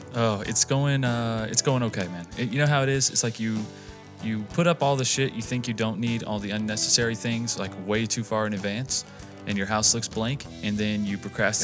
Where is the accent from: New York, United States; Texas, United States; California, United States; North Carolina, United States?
North Carolina, United States; moved away as an adult; also born or lived in Las Vegas; we moved from North Carolina to here